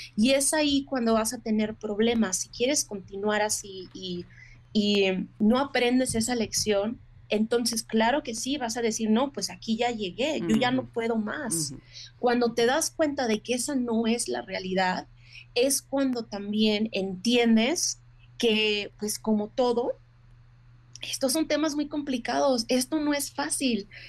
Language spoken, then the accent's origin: Spanish; Mexico; now in United States; como mujer mexicana